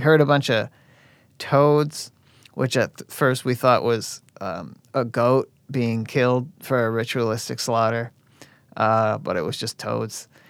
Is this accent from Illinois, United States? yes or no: yes; Oak Forest, Illinois, United States; I'm from Oak Forest